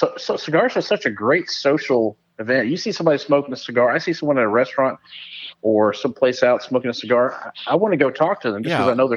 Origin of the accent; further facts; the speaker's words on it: Irving, Texas, United States; also born or lived in Plano, Texas; now in Prosper, United States; I grew up in Irving, Texas, South Irving.